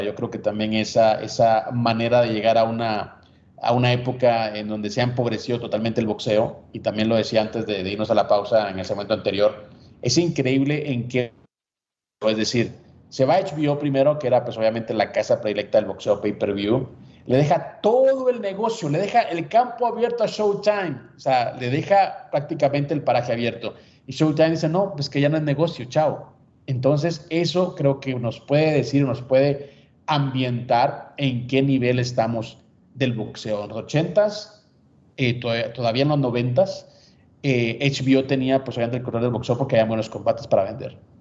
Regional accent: Guatemala; moved away; Ahora sí soy chapín

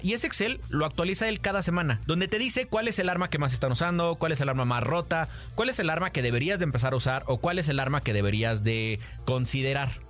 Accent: Mexico; Hoy somos los mexicanos los que estamos viendo y somos esta primera generación de creadores de contenido

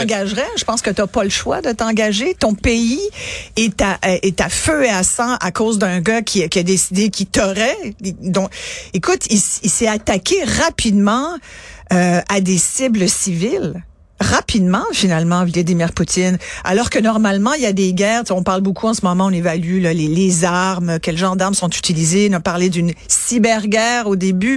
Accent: France; je suis née en France

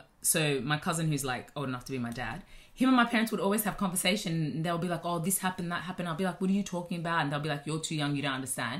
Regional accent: Australia; born or raised there

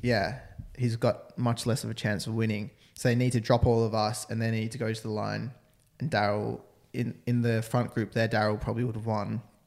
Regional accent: Australia; I'm Australian.

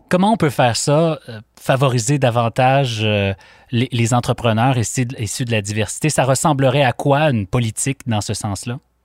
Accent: Quebec, Canada; chez nous, au Québec

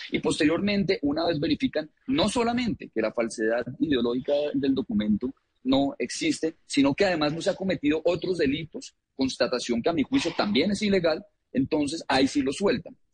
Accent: Colombia; yo soy colombiano

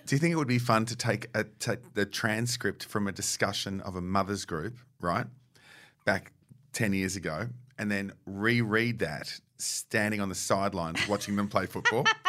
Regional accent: England, United Kingdom; as an English person

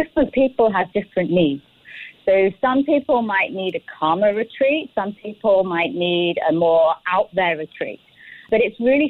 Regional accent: United Kingdom; moved away as an adult; now in Singapore; I'm Singaporean now, but I originally came from the UK

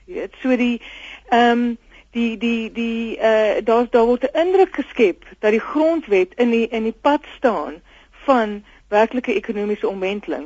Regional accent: South Africa; Ons is tog almal Suid-Afrikaners

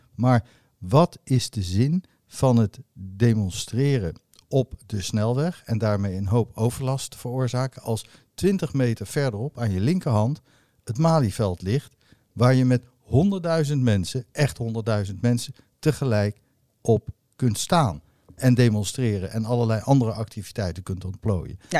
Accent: The Hague, South Holland, Netherlands; ik ben geboren op Scheveningen

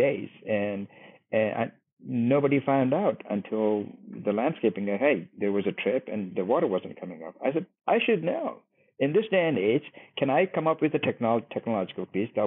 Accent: India; now in Dallas, United States; my home country, India

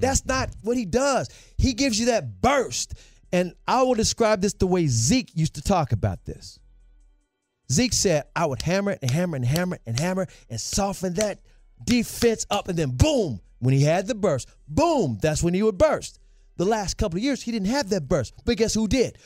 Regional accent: Memphis, Tennessee, United States; I'm from Memphis, too

